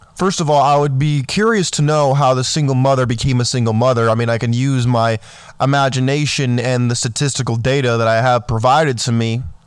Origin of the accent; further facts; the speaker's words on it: California, United States; I grew up in California.